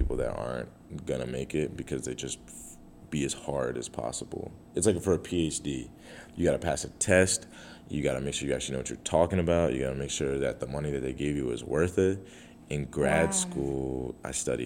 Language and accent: English; Delaware, United States; moved away as an adult; I was in Delaware for, like, 23 years until I just got this and I moved